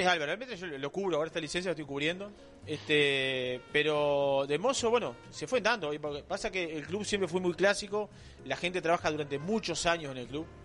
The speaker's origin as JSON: {"language": "Spanish", "town": "Cuchilla Alta", "region": "Canelones", "country": "Uruguay", "tie": "born or raised there", "said": "soy de Cuchilla Alta, de Canelones"}